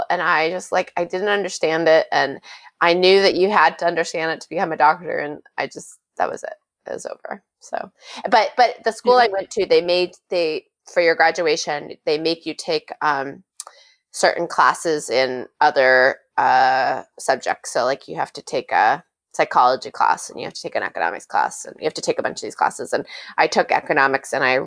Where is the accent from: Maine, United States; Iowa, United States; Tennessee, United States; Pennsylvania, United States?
Maine, United States; accent: Maine accent; moved away as an adult; also born or lived in San Francisco / New York; my Maine roots